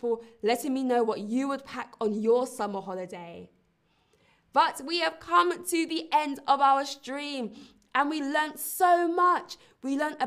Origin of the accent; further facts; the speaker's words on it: London, United Kingdom; now in Berlin, Germany; I come from London, England